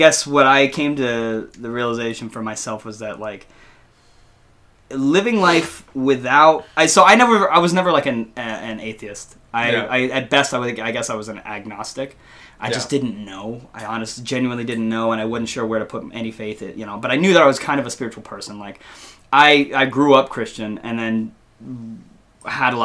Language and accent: English; the South, United States; growing up in the South